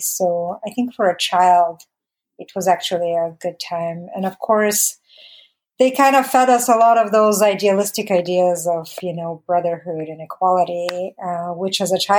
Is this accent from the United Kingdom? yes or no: no; Bulgaria; I was born in a mid-sized city for Bulgaria. So yes, I definitely grew up in a city, not a huge city.